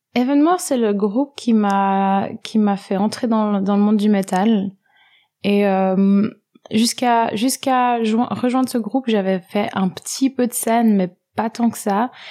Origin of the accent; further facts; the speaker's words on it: French-speaking Switzerland, Romandy, Switzerland; J'ai grandi en Suisse, dans la partie francophone.